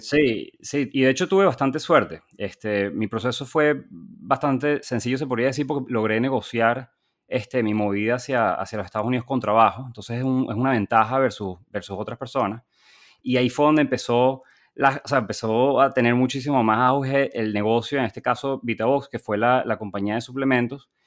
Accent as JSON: {"language": "Spanish", "country": "Venezuela", "tie": "born or raised there", "also_born_or_lived": "Chile / Boston", "moved": "as an adult", "lives_now": "United States", "said": "yo nací, crecí en Venezuela"}